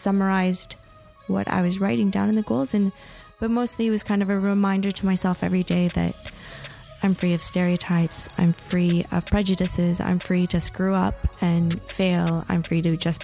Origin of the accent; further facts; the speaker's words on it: Los Angeles, California, United States; I was born and raised in Los Angeles, California